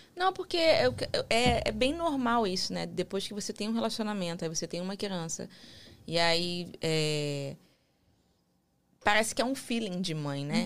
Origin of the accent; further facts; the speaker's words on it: Brazil; now in United States; eu sou brasileira